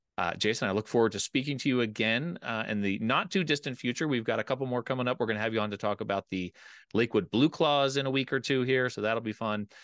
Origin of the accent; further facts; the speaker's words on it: Delaware County, Pennsylvania, United States; It's where I grew up. I grew up in Delco.